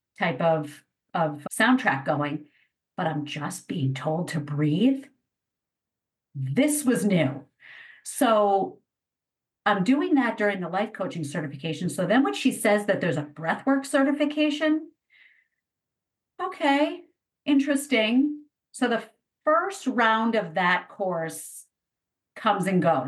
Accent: East Coast, United States; I grew up on the East Coast

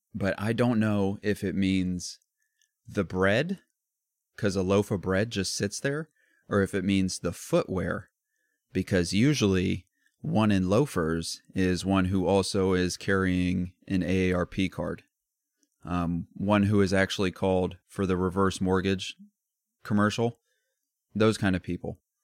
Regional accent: Midwest, United States; we're from the Midwest

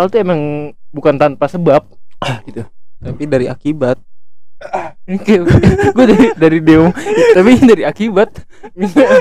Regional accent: Garut, West Java, Indonesia; gue Garut. Gue berharap lu ini sih, gue gue Sunda

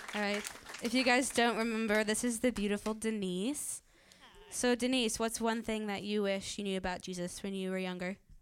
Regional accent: Virginia Beach, Virginia, United States; now in Redding, United States; I live in Redding, California. I'm originally from Virginia Beach

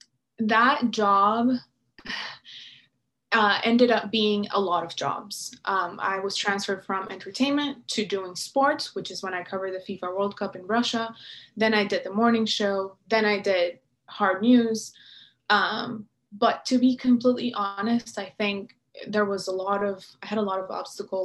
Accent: Venezuela; moved away as an adult; now in United States; I was coming from Venezuela, which is where I was born and raised.

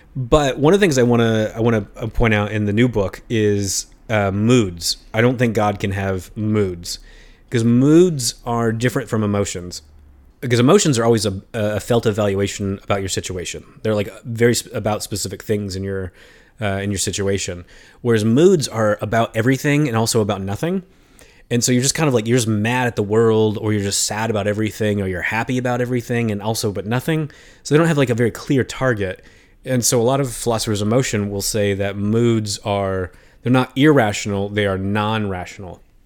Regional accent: United States; as an American

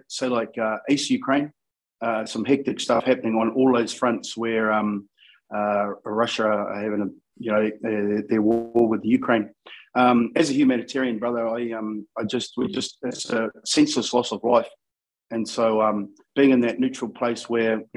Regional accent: Napier, Hawke's Bay, New Zealand; moved away as an adult; also born or lived in Sydney, Australia / Brisbane, Australia; now in Auckland, New Zealand; I'm a Hawke's Bay boy living in Auckland.

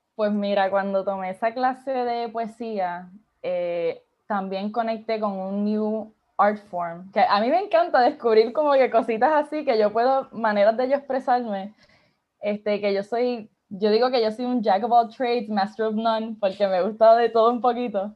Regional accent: Isabela, Puerto Rico; also born or lived in Aguadilla, Puerto Rico; yo digo que soy de Isabela slash Aguadilla, porque pues mis papás se divorciaron, so estoy como que me crié en both

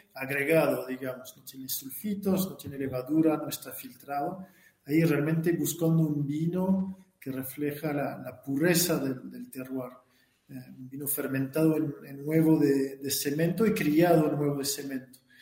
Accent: Burgundy, Bourgogne-Franche-Comté, France; Spanish is a second language; moved away as an adult; now in Argentina; nací en Borgoña

